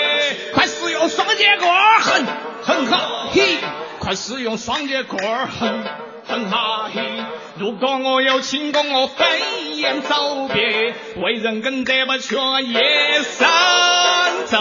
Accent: Sichuan, China; 我们四川人

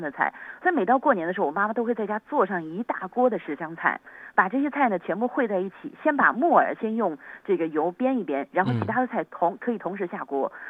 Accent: Yangzhou, Jiangsu, China; 它的意思就是阖家团圆，所以我们扬州人给它取了一道名字，叫做全家福。

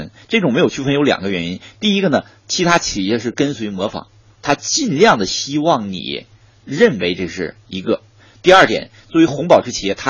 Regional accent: Northeast China, China; 因为我作为东北人，

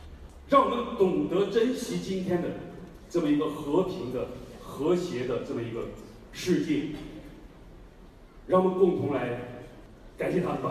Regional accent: Sichuan, China; 作为四川人

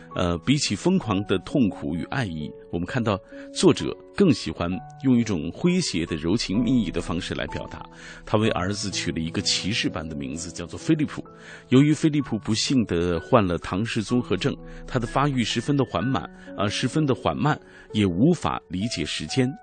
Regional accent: China; 我们中国人表达爱的这种方式

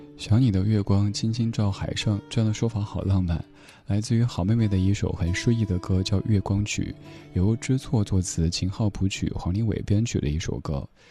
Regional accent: Chengdu, Sichuan, China; now in Beijing, China; 在我家乡成都

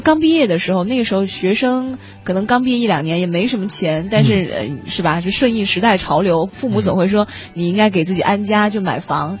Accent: southern China, China; now in Beijing, China; 像我们很多，尤其是南方的人

